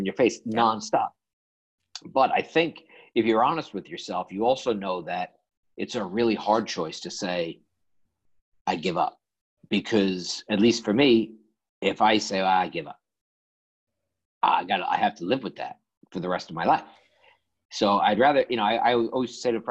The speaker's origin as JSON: {"language": "English", "town": "New York City", "region": "New York", "country": "United States", "tie": "born or raised there", "said": "I grew up in Woodside, Queens."}